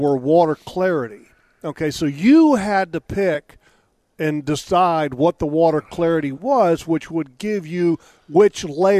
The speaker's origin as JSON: {"language": "English", "town": "Sterling", "region": "Virginia", "country": "United States", "tie": "born or raised there", "said": "the community that I grew up in Sterling."}